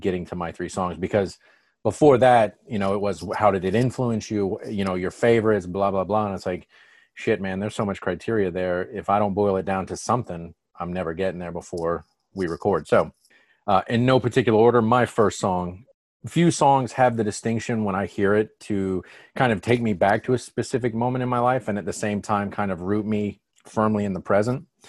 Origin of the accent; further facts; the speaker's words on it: Atlanta, Georgia, United States; we're from Atlanta